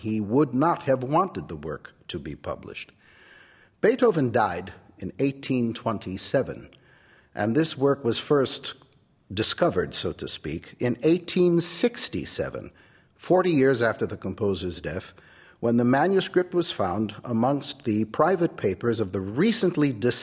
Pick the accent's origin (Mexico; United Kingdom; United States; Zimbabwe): United States; I'm the American pianist